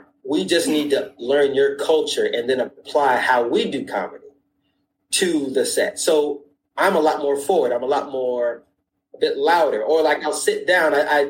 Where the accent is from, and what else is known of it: United States; moved away as an adult; now in London, United Kingdom